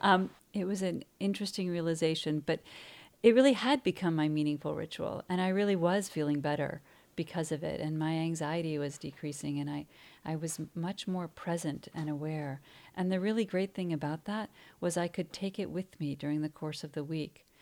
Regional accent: Cleveland, Ohio, United States; moved away as an adult; also born or lived in New York City; I'm actually from Cleveland

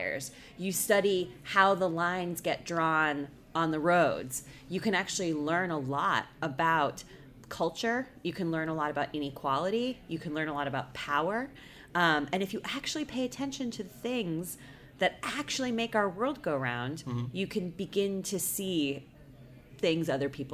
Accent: United States; I'm an American

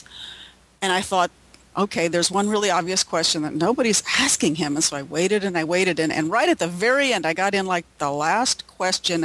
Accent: Illinois, United States; moved away as an adult; now in Los Angeles, United States; I grew up in Illinois

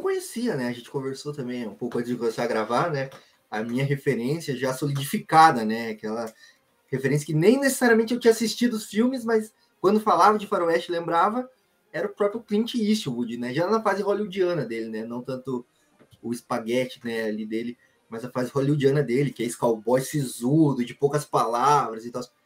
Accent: Brazil; Nós que somos brasileiro aqui

